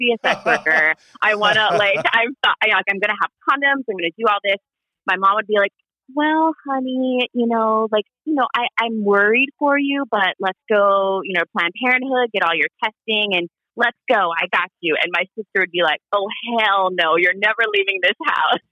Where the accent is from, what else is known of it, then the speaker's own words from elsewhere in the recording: Honolulu, Hawaii, United States; moved away; I was raised in Honolulu